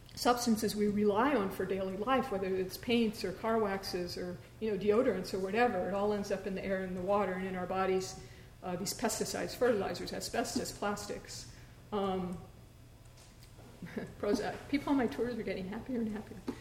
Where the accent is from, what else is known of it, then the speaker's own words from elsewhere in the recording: St. Louis, Missouri, United States; now in Los Angeles, United States; I'm from St. Louis